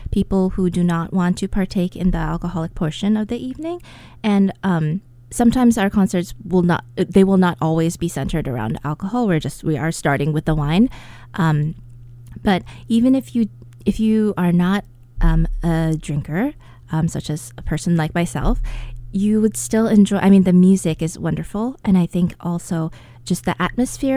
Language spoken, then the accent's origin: English; United States; I'm an American